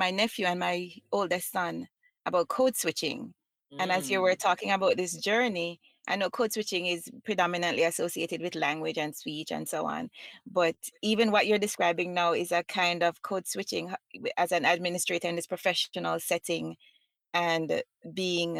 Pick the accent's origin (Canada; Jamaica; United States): Jamaica; as a Jamaican